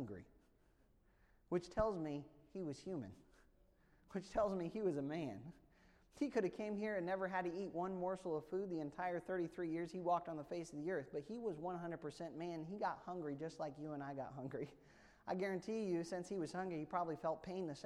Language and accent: English; United States; growing up in Amish country